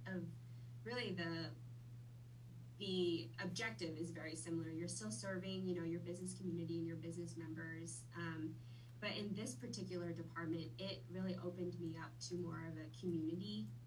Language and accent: English; Wichita, Kansas, United States; also born or lived in Vietnam; I have lived in Wichita most of my life, but I am a Vietnam native. I grew up there, or I was born there. I moved to the U.S. when I was 6 years old. And have pretty much been in Wichita